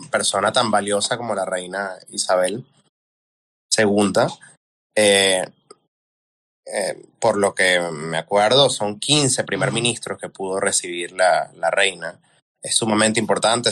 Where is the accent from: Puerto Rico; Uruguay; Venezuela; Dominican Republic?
Venezuela; sino como venezolano